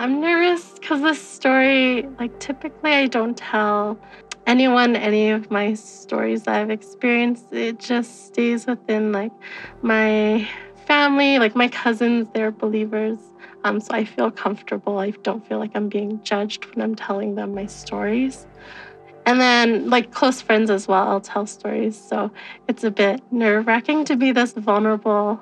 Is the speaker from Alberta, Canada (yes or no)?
yes; Alberta, Canada; I'm from Alberta, Canada